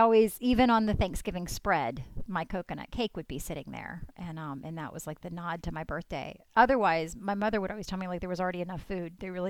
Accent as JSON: {"language": "English", "region": "the South", "country": "United States", "tie": "born or raised there", "said": "And I grew up in the South"}